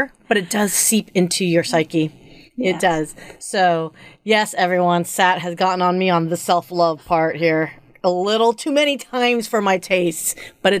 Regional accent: United States; I'm an American born

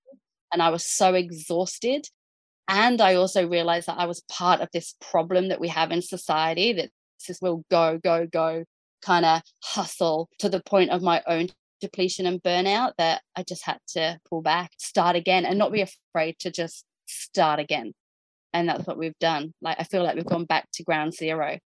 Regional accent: Jervis Bay, New South Wales, Australia; moved away; we're from Jervis Bay

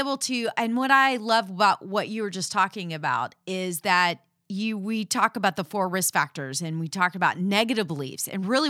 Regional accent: Texas, United States; Because we're from Texas. We holler.

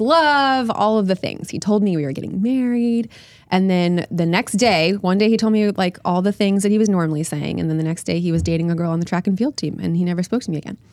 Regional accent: Oviedo, Florida, United States; in my hometown in Oviedo

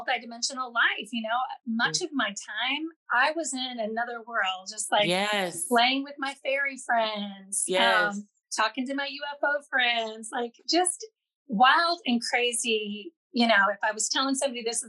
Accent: Southern Indiana, United States; I was raised in Southern Indiana, United States, and very much a rural, very small farm community

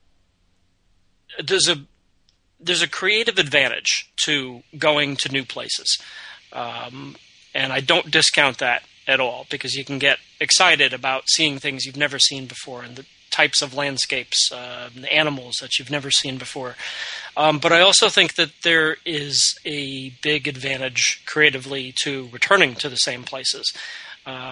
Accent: Connecticut, United States; I grew up in Connecticut

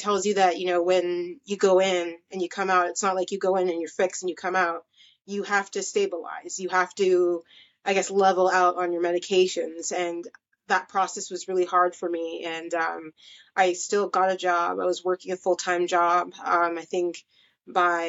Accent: Canada; also born or lived in Mississauga, Ontario; I'm from Canada. I live close to Toronto in a city called Mississauga.

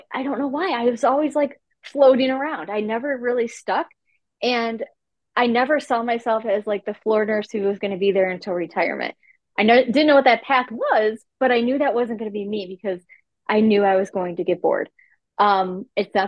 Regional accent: Cleveland, Ohio, United States; I'm from Cleveland, Ohio

